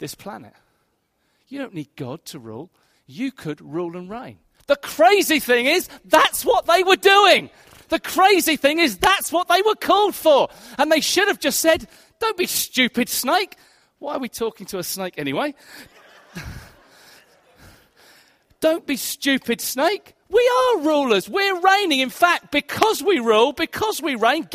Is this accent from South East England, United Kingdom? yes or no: yes; Hastings, South East England, United Kingdom; moved away; In my hometown of Hastings, I grew up in Hastings